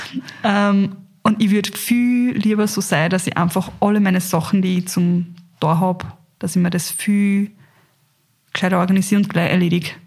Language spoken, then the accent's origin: German; Carinthia, Austria; ich bin in Kärnten aufgewachsen